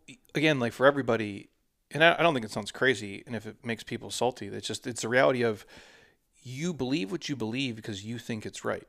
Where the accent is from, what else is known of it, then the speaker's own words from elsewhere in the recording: Minnesota, United States; I'm from Minnesota